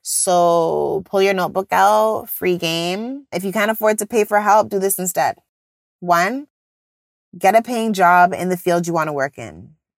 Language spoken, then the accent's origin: English; Jamaica; I'm Jamaican